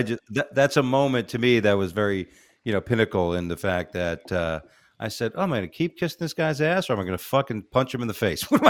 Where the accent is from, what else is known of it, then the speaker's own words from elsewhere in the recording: Florida, United States; You remember me? I'm from Florida.